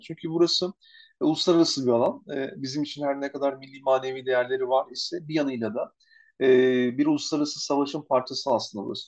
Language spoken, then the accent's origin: Turkish; Çanakkale, Turkey; ben kendime Çanakkale'liyim